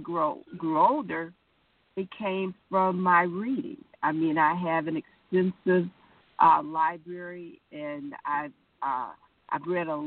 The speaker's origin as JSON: {"language": "English", "town": "Detroit", "region": "Michigan", "country": "United States", "tie": "born or raised there", "said": "I was born in Detroit, went to Detroit Public Schools"}